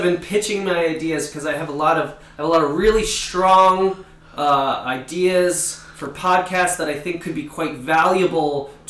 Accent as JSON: {"language": "English", "region": "New Jersey", "country": "United States", "also_born_or_lived": "Philadelphia", "said": "I'm from New Jersey, the great Garden State."}